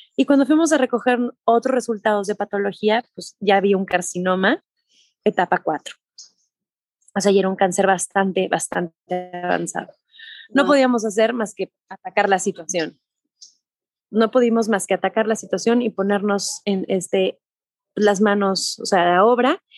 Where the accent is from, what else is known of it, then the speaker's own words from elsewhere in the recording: Mexico; soy mexicana